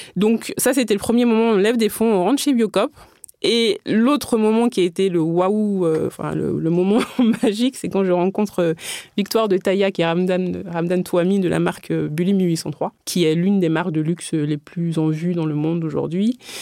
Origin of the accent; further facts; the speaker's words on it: Benin; moved away; j'ai grandi au Bénin